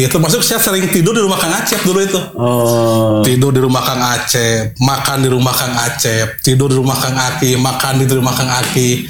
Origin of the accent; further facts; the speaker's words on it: Malangbong, West Java, Indonesia; dari Garut dan eh, kampung halaman saya itu Malangbong.